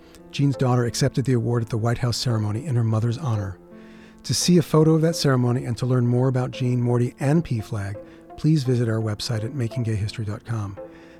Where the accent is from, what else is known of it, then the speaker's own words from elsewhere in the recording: New York City, New York, United States; I'm from Queens, and growing up there, it felt like the last place that would have a gay pride parade